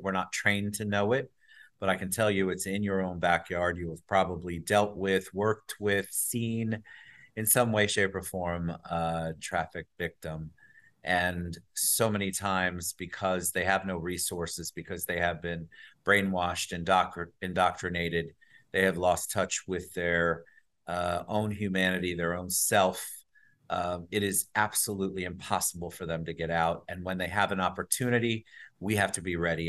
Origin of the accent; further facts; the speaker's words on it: New Jersey, United States; also born or lived in New York; now in Orlando, United States; I was born up in New Jersey